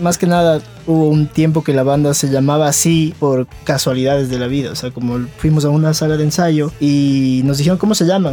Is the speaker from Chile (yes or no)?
no; Ecuador; Venimos desde Ecuador